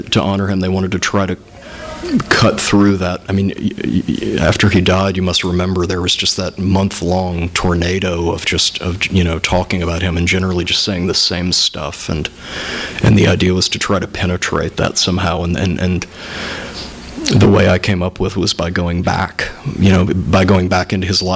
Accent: Indiana, United States; growing up in Indiana

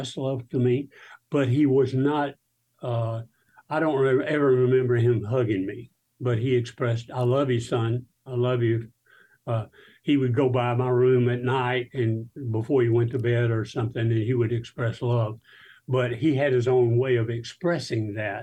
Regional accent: South Alabama, United States; I grew up in South Alabama

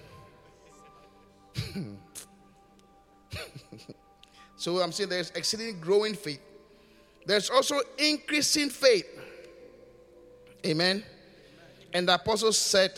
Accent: Ghana; also born or lived in United Kingdom; I am coming back home

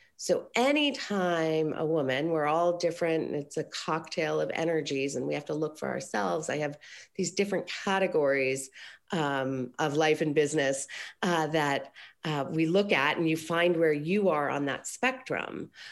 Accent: Aspen, Colorado, United States; now in Los Angeles, United States; I grew up in Colorado

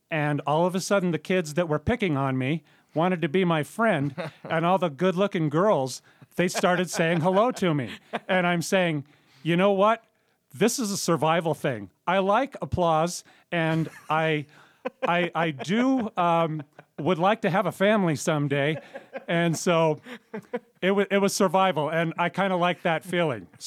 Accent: Pomona, California, United States; also born or lived in Yucaipa, California; I grew up in Southern California, in uh, Pomona, California, and then in uh, moved out to uh, the mighty city of Yucaipa, which is kind of near Redlands, San Bernardino, and that's where I spent my high school years

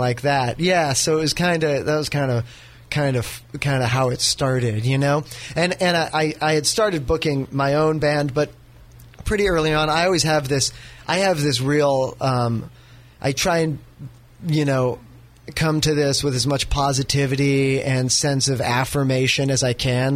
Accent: North Bay, California, United States; where I come from. I'm from the North Bay.

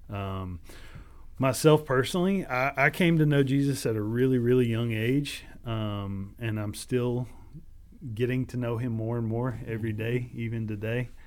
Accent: Katy, Texas, United States; as a kid, as a as a teenager growing up in Katy, Texas, and all the junk that goes along with that.

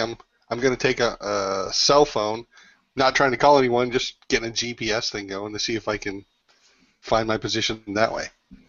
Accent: Canada; I'm Canadian. That's almost t-shirt weather.

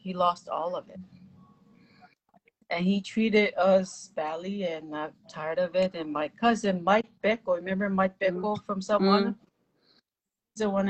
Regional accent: Samoa; You're from Samoa and I'm also from Samoa.

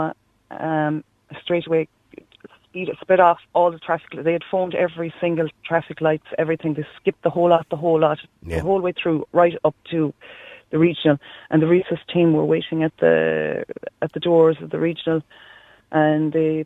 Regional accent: Ireland; as Irish people

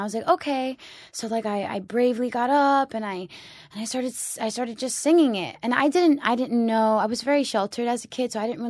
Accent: New York, United States; also born or lived in Florida; I grew up in New York and in Florida.

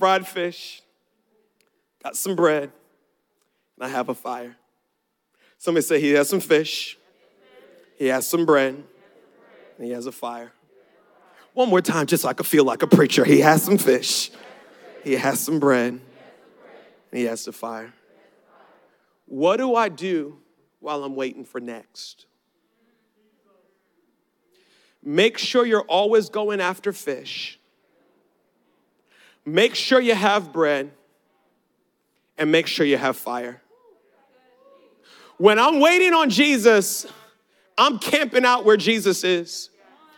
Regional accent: Baltimore, Maryland, United States; I'm from Baltimore. Baltimore, Saturday was lake trout day.

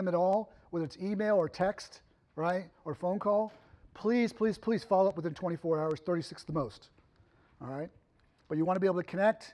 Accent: Massachusetts, United States; now in Ohio, United States; I grew up in Massachusetts.

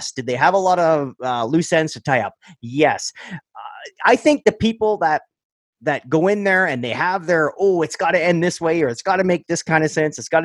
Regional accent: Sudbury, Ontario, Canada; I was raised up in Sudbury

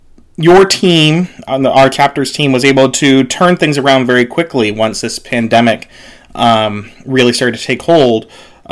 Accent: Pittsburgh, Pennsylvania, United States; I'm from Pittsburgh

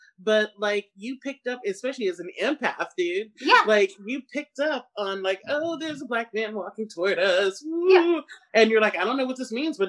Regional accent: Pacific Northwest, United States; because I grew up in the Pacific Northwest predominantly, surrounded by whiteness

